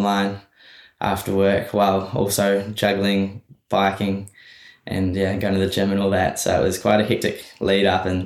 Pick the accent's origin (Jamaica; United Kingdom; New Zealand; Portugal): New Zealand; I've always lived in New Zealand my whole life